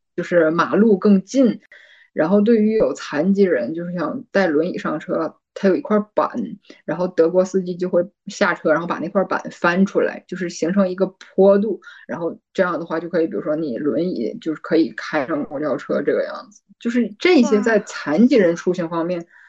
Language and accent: Chinese; Northeast China, China; moved away as an adult; also born or lived in Tianjin, China; now in Germany; 当然没有我家冷嘛，因为我是东北人嘛